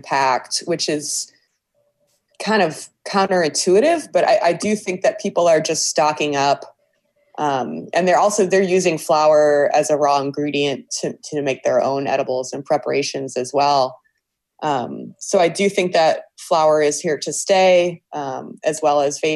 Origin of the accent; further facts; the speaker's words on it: Cleveland Heights, Ohio, United States; I grew up in Cleveland Heights and I went to Heights High School